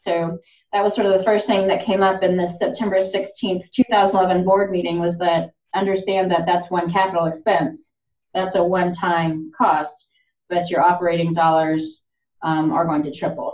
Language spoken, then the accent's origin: English; Lawrence, Kansas, United States; moved away as an adult; also born or lived in South Africa / Chicago; now in Oklahoma, United States; I was born in South Africa and um, my siblings went to an American school there. By the time I was four, we moved back to the States and um, I spent most of my life in Lawrence, Kansas